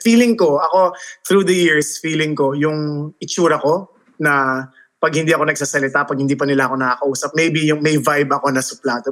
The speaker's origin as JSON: {"language": "Tagalog", "country": "United States", "tie": "born or raised there", "moved": "as an adult", "lives_now": "Philippines", "said": "pinanganak ako sa States. Tapos, nung college, nag-college na ako doon lahat-lahat"}